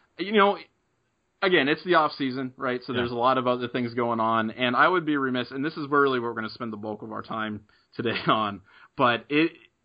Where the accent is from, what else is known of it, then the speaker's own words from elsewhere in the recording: Middletown, Ohio, United States; I remember growing up in Middletown